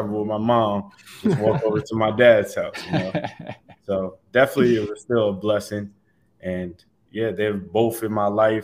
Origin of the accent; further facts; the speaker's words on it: New York City, New York, United States; now in Tampa, United States; Growing up in Staten Island